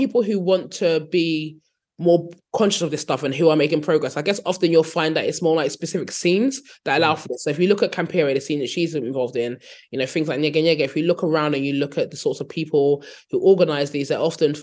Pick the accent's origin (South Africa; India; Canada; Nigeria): Nigeria; also born or lived in United Kingdom / London; now in Berlin, Germany; I'm from Nigeria